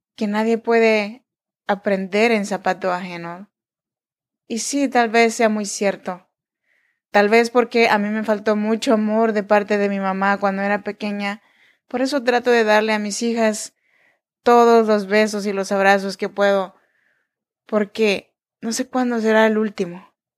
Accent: Oaxaca, Mexico; Yo soy mexicana, oaxaqueña.

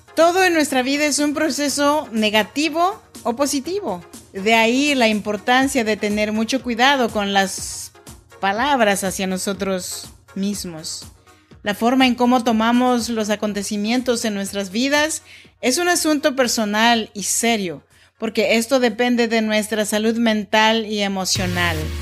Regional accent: Oaxaca, Mexico; now in Sacramento, United States; Yo soy nacida en Oaxaca, México, en donde se habla el dialecto chinanteco.

